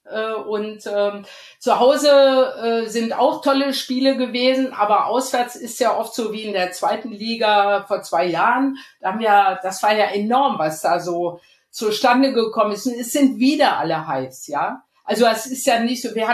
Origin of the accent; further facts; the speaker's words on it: Rhineland, Germany; Ich bin ja aus dem Rheinland und äh, wenn ich wenn dann schon mal rauskommt, dass ich äh, so dick Schalke bin oder mitfahre, was dann einige nicht verstehen